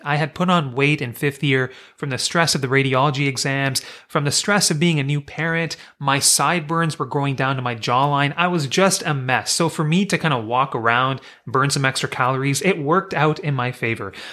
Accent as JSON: {"language": "English", "town": "Kingston", "region": "Ontario", "country": "Canada", "also_born_or_lived": "British Columbia", "moved": "as an adult", "said": "I'm from Kingston, Ontario, and I went to Queen's University for undergrad."}